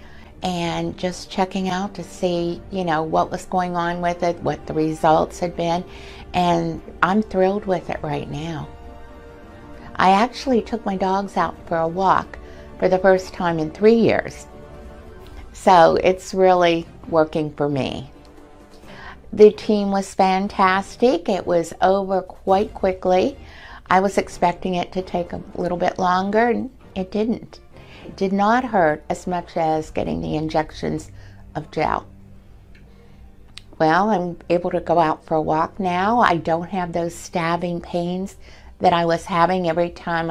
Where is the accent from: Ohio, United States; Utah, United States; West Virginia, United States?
West Virginia, United States; also born or lived in Pennsylvania; now in Myrtle Beach, United States; I'm originally from West Virginia, transplanted to Pennsylvania, and now living down here in Myrtle Beach.